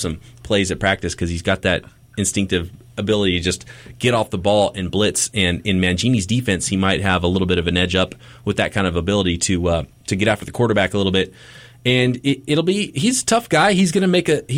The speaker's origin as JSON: {"language": "English", "town": "Visalia", "region": "California", "country": "United States", "tie": "born or raised there", "said": "I grew up in Visalia, California"}